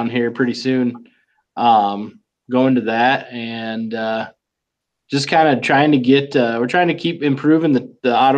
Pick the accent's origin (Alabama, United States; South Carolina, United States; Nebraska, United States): Nebraska, United States; Norfolk; moved away as an adult; now in Iowa, United States; my hometown in Norfolk, Nebraska